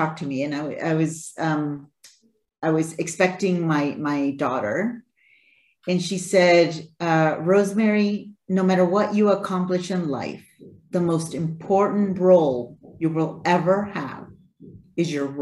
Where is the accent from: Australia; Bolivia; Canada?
Bolivia; moved away; I'm originally from Bolivia. So Bolivia, we're a mining country, right? I was brought up in the mining sector